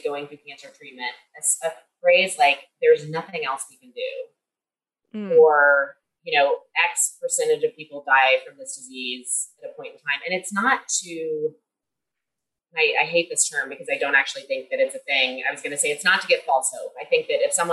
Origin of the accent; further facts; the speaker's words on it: Kentucky, United States; I'm from Kentucky, where we have some of the leading cancer rates in the country